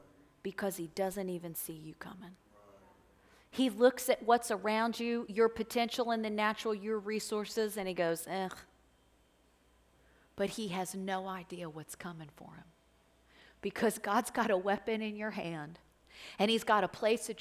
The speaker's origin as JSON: {"language": "English", "town": "Florence", "country": "United States", "tie": "born or raised there", "said": "I'm from this area. I grew up right here in Florence"}